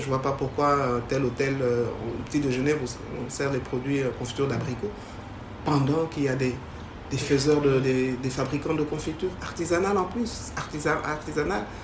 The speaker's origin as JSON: {"language": "French", "country": "DR Congo", "also_born_or_lived": "Canada", "lives_now": "Kinshasa, DR Congo", "said": "je suis congolaise euh, de père et de mère."}